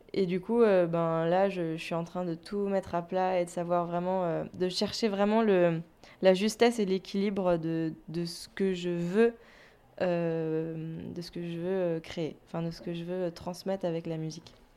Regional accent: Lorraine, Grand Est, France; also born or lived in Toulouse / Paris; now in Brittany, France; je viens pas de Toulouse moi à la base, je suis pas toulousaine. Ouais, j'ai fait 7 ans à Toulouse, mais je viens de Lorraine

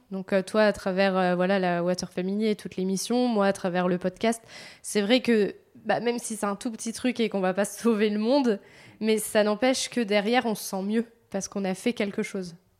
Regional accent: Vendée, Pays de la Loire, France; je viens de Vendée

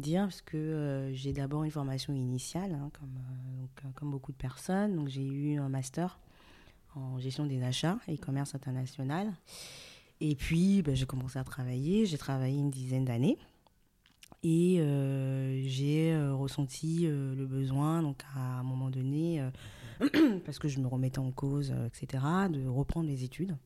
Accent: Cotonou, Littoral, Benin; moved away as an adult; also born or lived in Lille, France; now in France; Donc je suis née et j'ai grandi au Bénin, à Cotonou

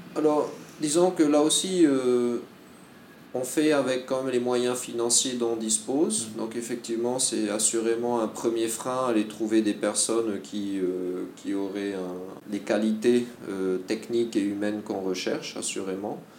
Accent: French Polynesia; also born or lived in France / Malaysia; j'ai été formé en Polynésie, Puis j'ai grandi en Polynésie

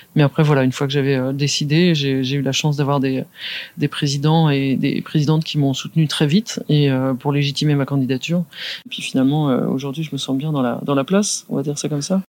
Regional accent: Saint-Germain-en-Laye, Île-de-France, France; also born or lived in Poissy / Andrésy; je suis né à Saint-Germain-en-Laye

